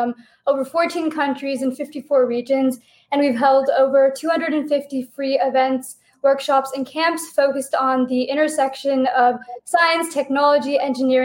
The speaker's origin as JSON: {"language": "English", "town": "Seattle", "region": "Washington", "country": "United States", "tie": "born or raised there", "also_born_or_lived": "Princeton, United States", "moved": "as an adult", "said": "I grew up in the Pacific Northwest, specifically the greater Seattle area."}